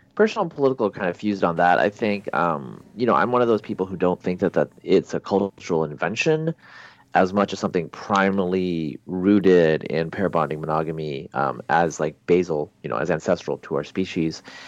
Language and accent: English; Pacific Northwest, Oregon, United States; moved away as an adult; also born or lived in Bangladesh; now in Texas, United States; I grew up in the Pacific Northwest